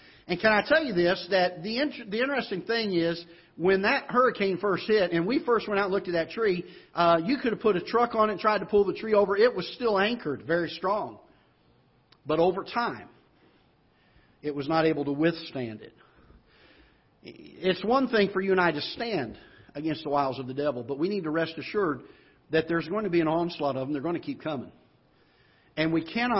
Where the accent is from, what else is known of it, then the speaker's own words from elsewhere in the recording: South Florida, United States; now in Festus, Missouri, United States; But I grew up in Florida and South Florida